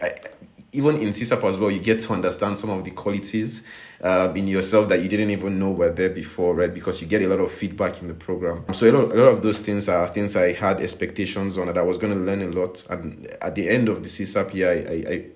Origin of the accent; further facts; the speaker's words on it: Nigeria; moved away as an adult; now in Prague, Czech Republic; I'm originally from Nigeria, actually. I'm just based in Prague now.